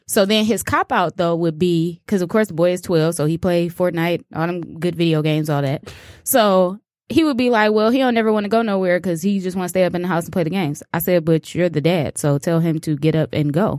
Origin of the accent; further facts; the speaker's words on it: Chicago, Illinois, United States; I'm from Chicago